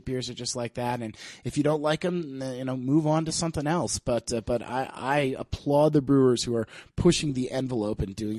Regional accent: Annapolis, Maryland, United States; No, I'm originally from Annapolis, Maryland. Okay. I grew up there

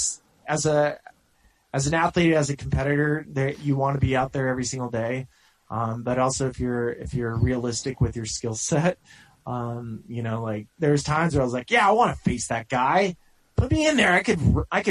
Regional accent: Santa Barbara, California, United States; I'm a dude from Santa Barbara

